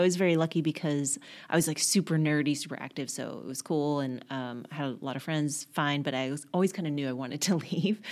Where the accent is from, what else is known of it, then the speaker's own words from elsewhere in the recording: Garland, Texas, United States; moved away as an adult; now in New York, United States; I grew up in a little town called Garland outside of Dallas